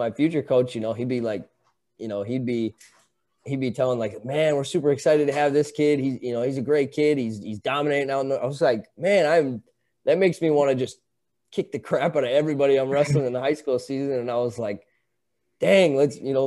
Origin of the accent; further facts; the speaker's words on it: North Dakota, United States; moved away as an adult; also born or lived in Wisconsin; my hometown is 4 miles north of the South Dakota border.